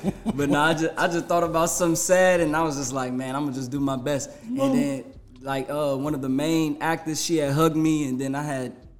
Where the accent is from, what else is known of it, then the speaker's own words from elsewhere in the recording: St. Louis, Missouri, United States; I'm from St. Louis.